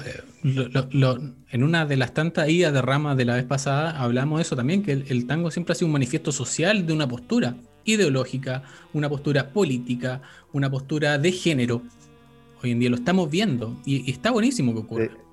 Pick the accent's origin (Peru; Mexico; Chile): Chile; somos chilenos